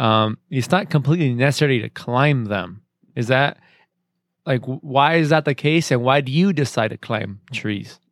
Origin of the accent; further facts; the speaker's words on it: Arizona, United States; I grew up in Arizona